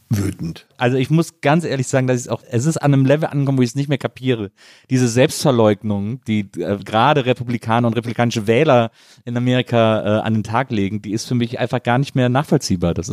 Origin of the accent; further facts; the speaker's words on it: Ratingen, North Rhine-Westphalia, Germany; meine Heimatstadt Ratingen